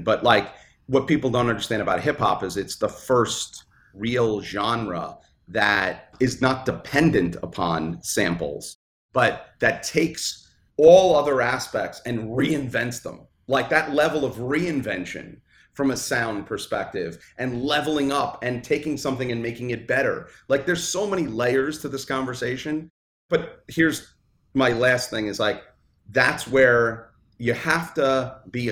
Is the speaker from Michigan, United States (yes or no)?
no; New York City, New York, United States; I grew up in Brooklyn